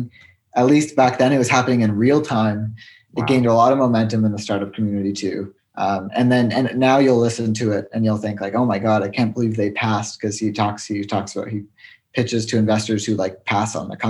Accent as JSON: {"language": "English", "region": "New York", "country": "United States", "tie": "born or raised there", "also_born_or_lived": "Toronto", "said": "I'm from Toronto, but I grew up in New York actually"}